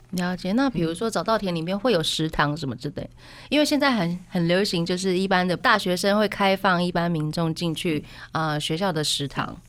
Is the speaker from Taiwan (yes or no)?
yes; Taiwan; 那很值得我们台湾人